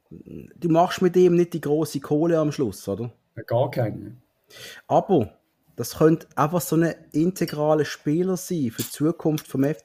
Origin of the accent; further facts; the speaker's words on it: Switzerland; Das ist immer für mich als Schweizer immer lustig, wenn die in Krise hocken.